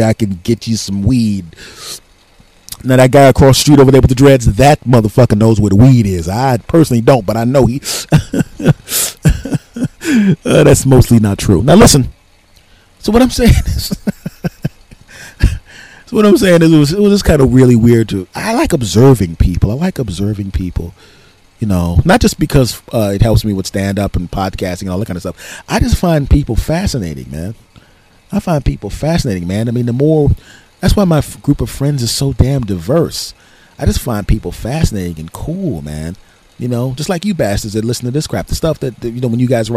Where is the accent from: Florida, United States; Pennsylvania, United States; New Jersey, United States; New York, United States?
Pennsylvania, United States; Philadelphia; moved away; I'm originally from Philadelphia.